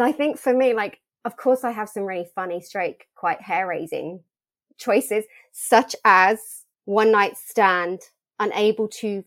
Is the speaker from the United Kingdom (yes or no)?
yes; United Kingdom; moved away; also born or lived in Australia; coming back to the country that I was born